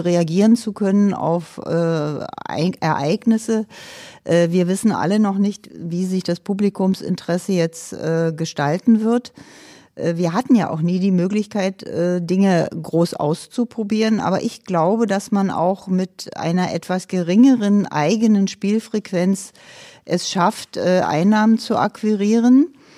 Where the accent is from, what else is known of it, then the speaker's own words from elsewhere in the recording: Berlin, Germany; Ich komme aus dem Ostteil der Stadt Berlin